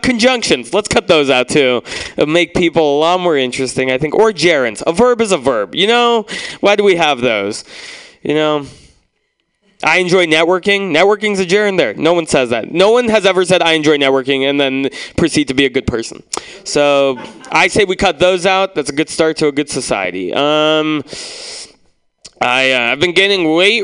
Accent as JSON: {"language": "English", "town": "San Francisco", "region": "California", "country": "United States", "tie": "born or raised there", "said": "I grew up in San Francisco"}